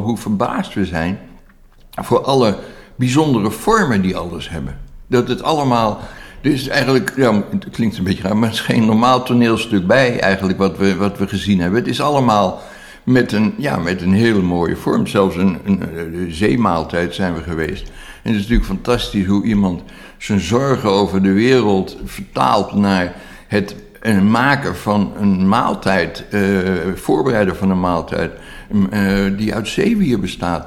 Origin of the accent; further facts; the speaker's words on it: Haarlem, North Holland, Netherlands; Ik ben in Haarlem opgegroeid in de jaren 60.